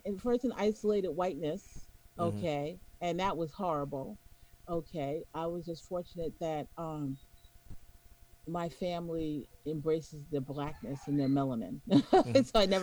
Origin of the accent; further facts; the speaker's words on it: New York, United States; accent: New York; I'm a New Yorker.